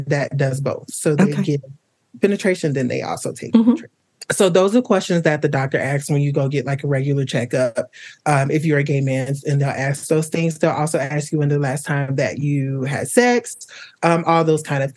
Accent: Atlanta, Georgia, United States; now in Chicago, United States; I'm originally from Atlanta, Georgia, but I currently live in Chicago, Illinois.

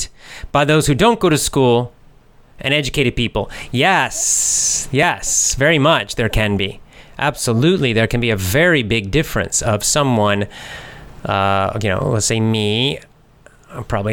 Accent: the Southeast of the United States, United States; I'm from the South in the United States, the Southeast

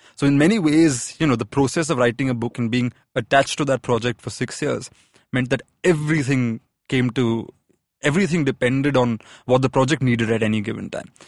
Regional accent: Pune, Maharashtra, India; But I grew up in Pune.

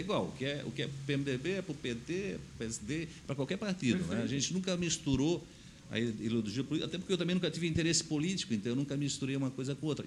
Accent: Blumenau, Santa Catarina, Brazil; eu sou natural de Blumenau, né? nasci no bairro da Velha

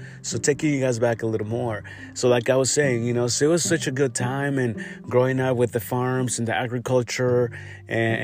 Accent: Yurécuaro, Michoacán, Mexico; I grew up over there. I grew up in Michoacán and, you know, Yoracoro, Michoacán.

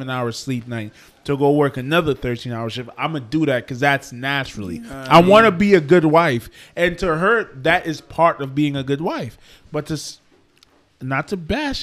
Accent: Trinidad & Tobago; I'm from Trinidad, bro. That's where I come from

